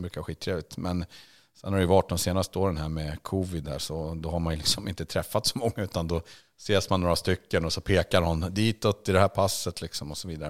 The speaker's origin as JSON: {"language": "Swedish", "country": "Sweden", "said": "som svensk"}